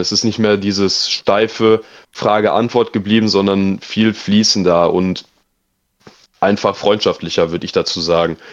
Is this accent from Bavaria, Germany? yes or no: no; near Dortmund, North Rhine-Westphalia, Germany; moved away as an adult; now in Heidenheim, Germany; ich komme aus NRW, Nähe Dortmund